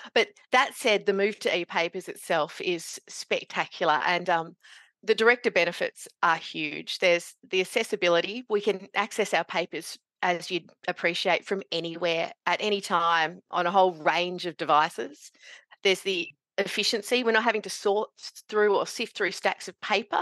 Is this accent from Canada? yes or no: no; Meekatharra, Western Australia, Australia; moved away as an adult; also born or lived in Kalgoorlie, Western Australia; now in northeast Victoria, Australia; growing up in Meekatharra in central W A, and I did my university in Kalgoorlie.